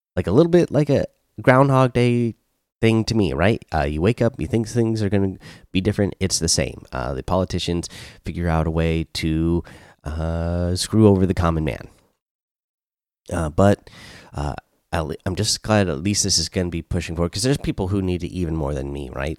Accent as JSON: {"language": "English", "region": "Washington", "country": "United States", "tie": "born or raised there", "said": "here in my home state and in Olympia"}